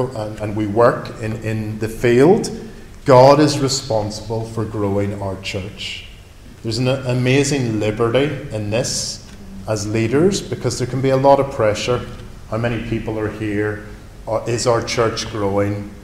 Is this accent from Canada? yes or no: no; Northern Ireland, United Kingdom; now in London, United Kingdom; I grew up in Northern Ireland surrounded by farms and farmers